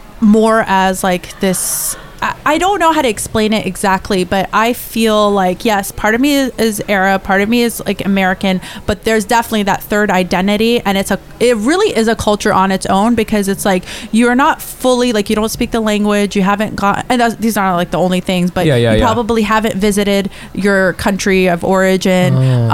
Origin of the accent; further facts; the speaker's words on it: United Kingdom; Yeah, they're British. Yeah, we're British, actually.